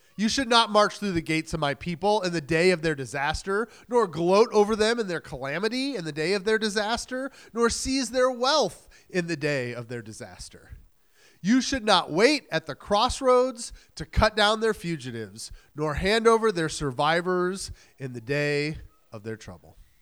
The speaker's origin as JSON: {"language": "English", "region": "New England", "country": "United States", "moved": "yes", "said": "I was new from New England"}